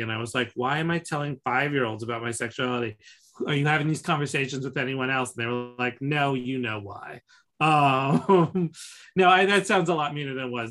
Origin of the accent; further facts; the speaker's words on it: New York City, New York, United States; growing up in New York